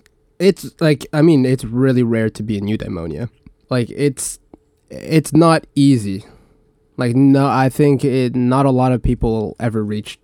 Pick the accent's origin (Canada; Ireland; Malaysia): Canada; you're American, I'm Canadian, you're Chinese